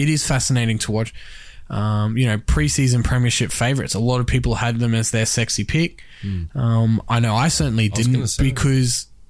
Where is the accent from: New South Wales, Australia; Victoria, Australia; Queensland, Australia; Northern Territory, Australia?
Queensland, Australia; me being a Queenslander